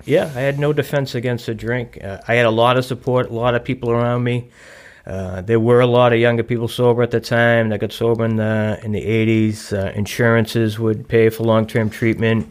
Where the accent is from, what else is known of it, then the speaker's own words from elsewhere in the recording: Boston, Massachusetts, United States; now in Newton, United States; I grew up in South Boston, and, you know, everybody knows everybody's business